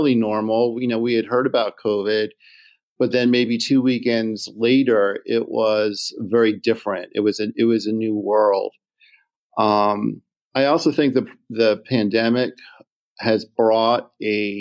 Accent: Philadelphia, Pennsylvania, United States; moved away as an adult; now in Chambersburg, United States; I'm a Philly born and bred.

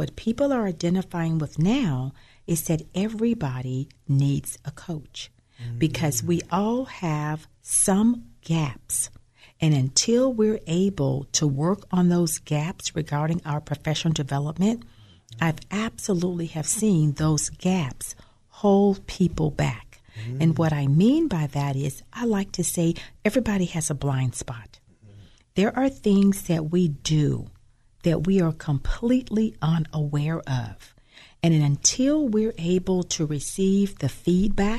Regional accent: Birmingham, Alabama, United States; moved away; also born or lived in Tennessee; my home is Birmingham, Alabama. I was born and raised there

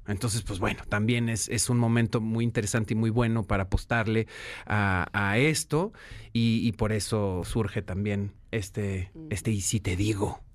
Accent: Guadalajara, Jalisco, Mexico; Yo nací en Guadalajara

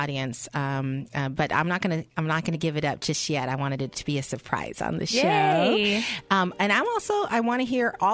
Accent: San Francisco, California, United States; I grew up in San Francisco and, you know, I was an abused child there

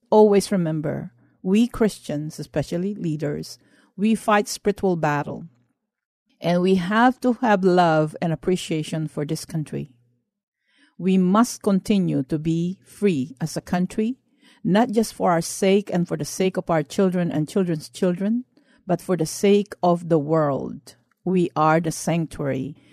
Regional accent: Philippines; now in United States; I grew up in the Philippines under martial law, under the late President Marcos.

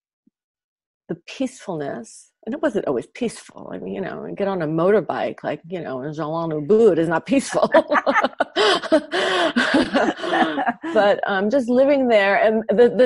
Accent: New York, United States; moved away as an adult; now in Los Angeles, United States; It's my hometown

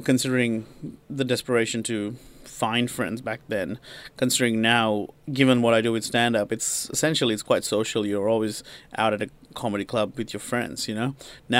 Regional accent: Sri Lanka; moved away; I'm from Sri Lanka, I've just lived in the country for a week or whatever

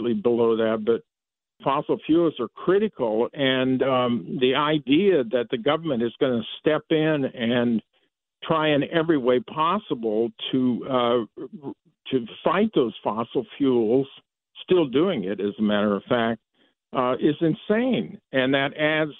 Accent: Iowa, United States; I was born and raised in Iowa, so I know a lot about those cornfields. I basically grew up in them.

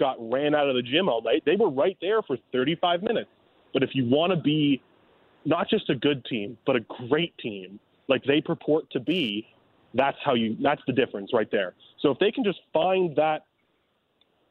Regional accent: Toronto, Ontario, Canada; now in St. Louis, United States; my hometown Blue Jays

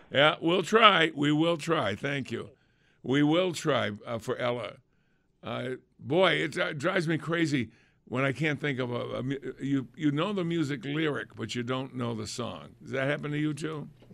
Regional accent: New England, United States; accent: New England; my New England accent

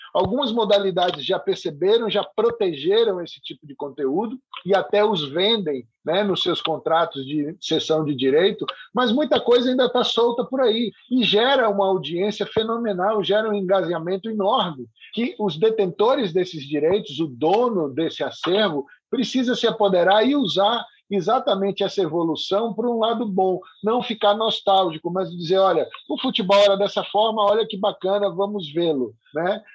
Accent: Salvador, Bahia, Brazil; also born or lived in Rio de Janeiro; nasci no Rio de Janeiro e cresci em Salvador

